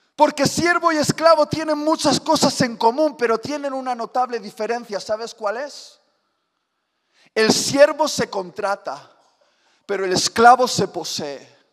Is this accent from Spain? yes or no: yes; Spain; Sí, soy español